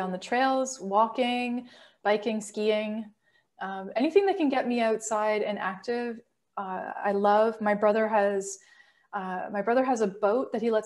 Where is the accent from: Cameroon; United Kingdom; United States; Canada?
Canada; my favorite part about being Canadian